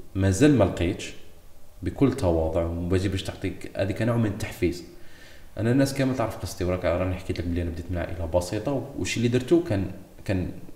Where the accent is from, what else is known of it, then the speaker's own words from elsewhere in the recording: Algeria; moved away as an adult; now in Algiers, Algeria; انا كنت في مدينتي مدينه صغيره